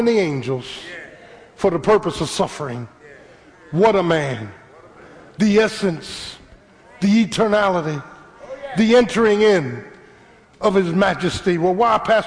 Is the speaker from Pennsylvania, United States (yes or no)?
yes; Philadelphia, Pennsylvania, United States; I was a little boy growing up in South Philly